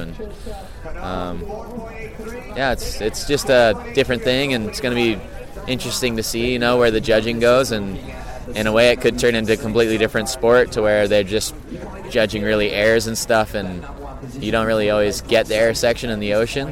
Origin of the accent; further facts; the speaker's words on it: Hawaii, United States; growing up in Hawaii